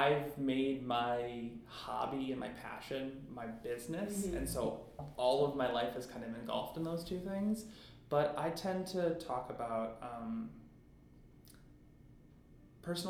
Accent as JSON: {"language": "English", "town": "North Royalton", "region": "Ohio", "country": "United States", "tie": "born or raised there", "said": "I grew up in North Royalton, which is about 20, 25 minutes south of Cleveland"}